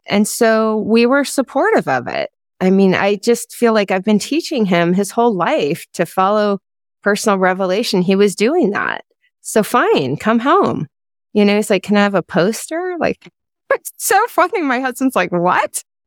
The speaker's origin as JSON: {"language": "English", "town": "Potomac", "region": "Maryland", "country": "United States", "tie": "born or raised there", "also_born_or_lived": "Utah", "moved": "as an adult", "said": "I grew up in Potomac, Maryland"}